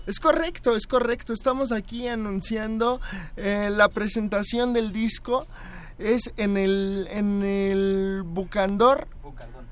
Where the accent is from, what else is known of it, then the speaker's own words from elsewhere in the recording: United States; de mi, parte estadounidense, porque yo soy chicano